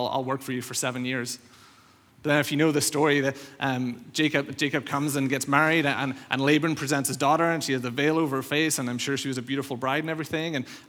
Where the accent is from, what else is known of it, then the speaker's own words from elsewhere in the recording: Northern Ireland, United Kingdom; moved away; I think most of you know, I came over from Northern Ireland around 2011, so I've been here around 5-6 years now.